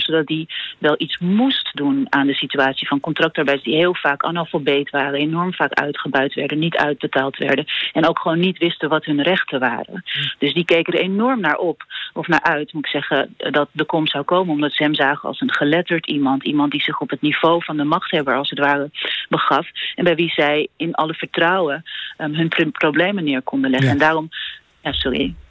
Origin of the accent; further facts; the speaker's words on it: Netherlands; als Nederlander